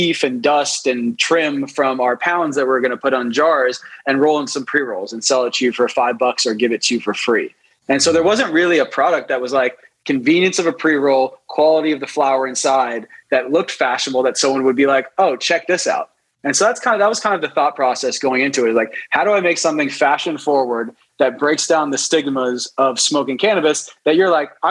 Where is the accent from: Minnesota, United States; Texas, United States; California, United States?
California, United States; Los Angeles; also born or lived in New York City; I was born in New York City, 1984. And then we moved out to Los Angeles, I would say, when I was about 6 or 7